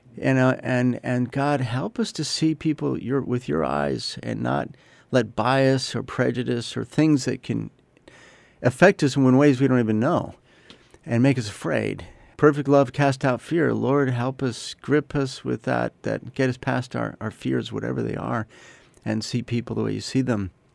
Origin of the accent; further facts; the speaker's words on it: United States; I'm an American